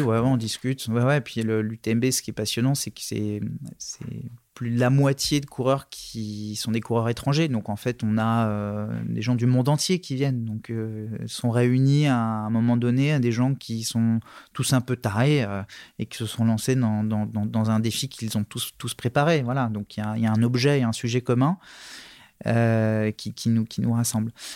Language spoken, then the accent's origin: French; Nantes, Pays de la Loire, France; je suis né à Nantes, j'ai quitté Nantes pour les études, j'y suis revenu